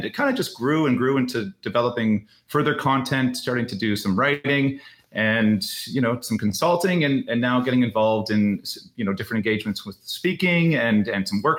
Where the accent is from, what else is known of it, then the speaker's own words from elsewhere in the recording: just outside of Toronto, Ontario, Canada; I grew up just outside of Toronto here in Canada.